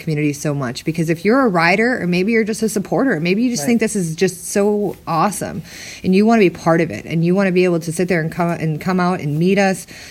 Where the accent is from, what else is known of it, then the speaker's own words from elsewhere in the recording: Minnesota, United States; now in Arizona, United States; I'm originally from Minnesota